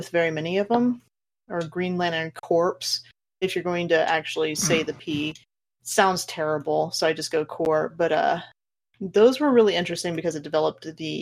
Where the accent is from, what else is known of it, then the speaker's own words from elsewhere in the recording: Kansas, United States; I grew up in Kansas